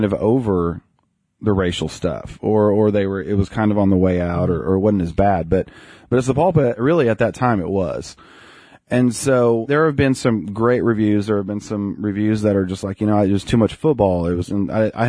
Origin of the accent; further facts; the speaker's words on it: Sapulpa, Oklahoma, United States; also born or lived in Bartlesville, Oklahoma / Nowata, Oklahoma / Sand Springs, Oklahoma; about the time that I was going into kindergarten, we moved to Sepulpa